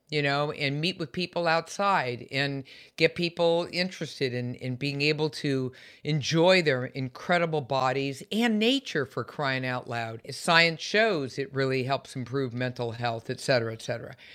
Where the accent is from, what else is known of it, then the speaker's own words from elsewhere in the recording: San Francisco Bay Area, California, United States; I'm also a Californian, born and raised in the San Francisco Bay Area